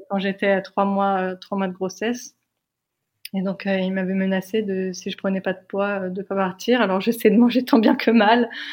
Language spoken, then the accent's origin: French; France; nous, on est française.